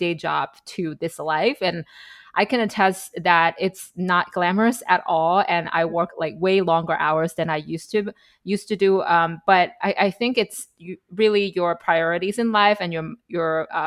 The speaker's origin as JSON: {"language": "English", "country": "China", "moved": "as an adult", "lives_now": "United States", "said": "We're both immigrants from China. We moved to the US as an adult."}